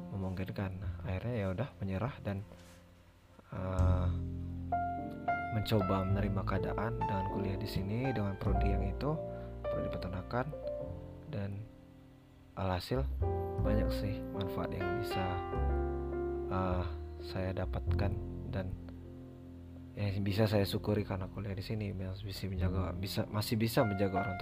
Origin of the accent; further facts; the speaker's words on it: Sumatra, Indonesia; kita orang Sumatera ngobrol sama Jawa pasti rada keras dong